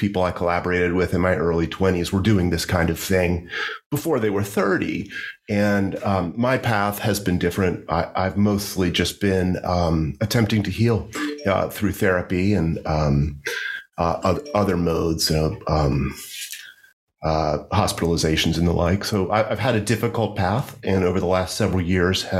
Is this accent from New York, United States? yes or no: no; Hampton Roads region of Virginia, United States; moved away as an adult; also born or lived in Washington, D.C.; now in Richmond, United States; I grew up in the Hampton Roads region of Virginia, near the coast